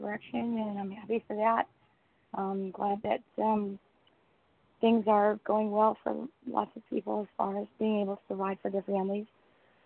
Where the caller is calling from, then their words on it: Southern California, United States; I'm calling from Southern California